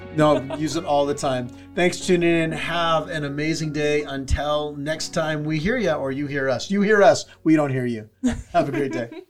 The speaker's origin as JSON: {"language": "English", "town": "San Diego", "region": "California", "country": "United States", "tie": "born or raised there", "said": "I grew up in San Diego"}